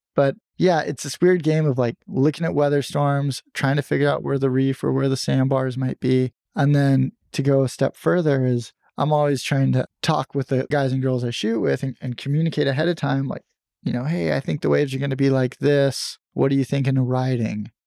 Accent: San Diego, California, United States; I grew up in San Diego, and I loved surfing as a little kid

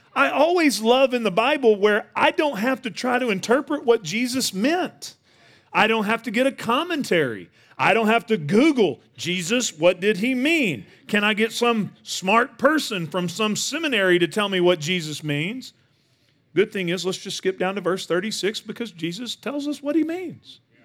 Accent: Northeast Texas, United States; I grew up in Northeast Texas

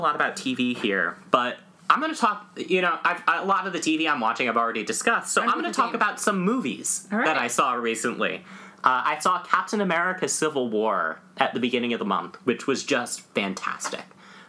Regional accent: Millburn, New Jersey, United States; I grew up around Millburn, and I've been going to the Paper Mill for years

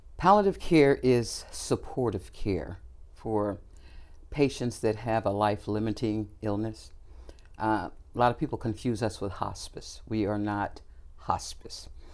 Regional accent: Kansas City, Missouri, United States; also born or lived in Texas; I was born in Texas, but I lived most of my life here in Kansas City. Grew up here right in the urban community.

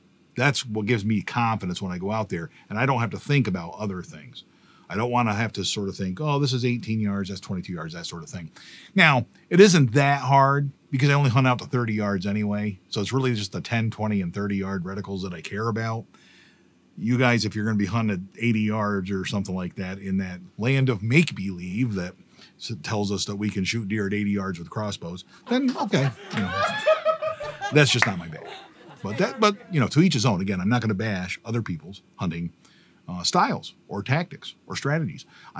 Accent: Pennsylvania, United States; But I grew up in Bradford County in PA. We're from counties, not towns.

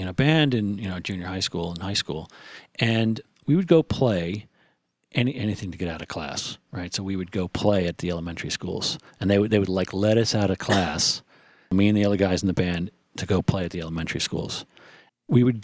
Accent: New Jersey, United States; I'm a guy from New Jersey.

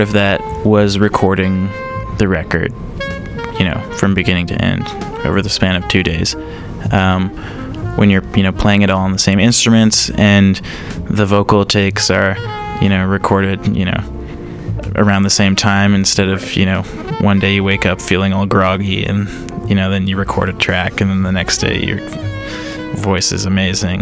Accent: Alberta, Canada; we're from Alberta

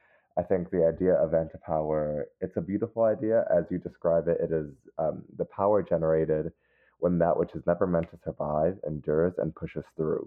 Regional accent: New York City, New York, United States; being born and raised in Harlem

